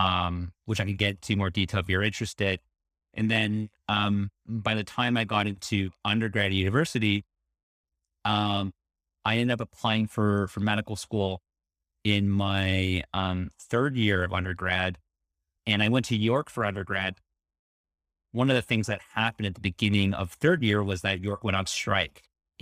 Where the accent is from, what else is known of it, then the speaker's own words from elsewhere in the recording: Toronto, Ontario, Canada; So let's see, born and raised in Toronto.